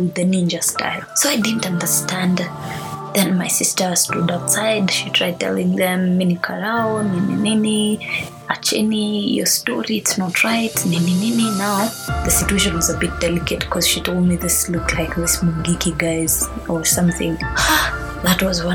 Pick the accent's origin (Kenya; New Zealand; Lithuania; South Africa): Kenya; I'm a Kenyan